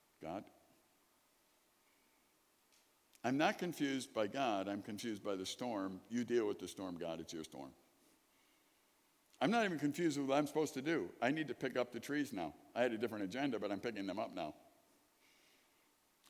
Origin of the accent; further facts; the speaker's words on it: Chicago, Illinois, United States; I grew up in Chicago, sirens all the time